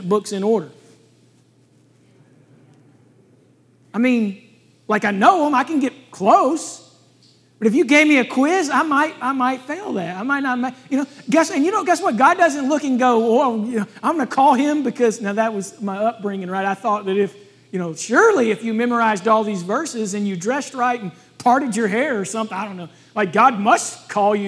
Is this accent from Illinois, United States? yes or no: no; Alabama, United States; I'm from Alabama.